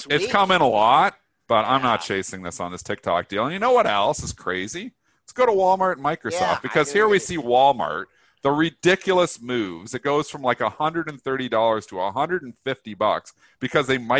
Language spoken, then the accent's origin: English; Canada; I am Canadian